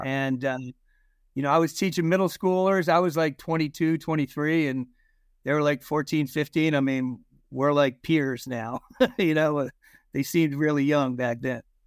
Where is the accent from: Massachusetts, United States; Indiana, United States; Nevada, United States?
Massachusetts, United States; Concord; also born or lived in New Jersey / Ohio; I ended up growing up really in conquered Massachusetts